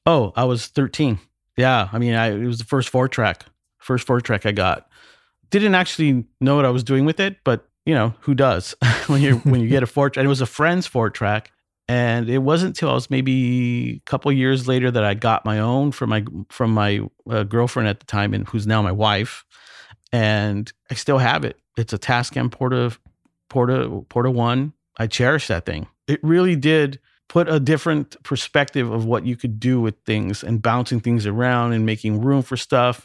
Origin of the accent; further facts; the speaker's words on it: Montebello, California, United States; I'm born and raised in Los Angeles in a little city called Montebello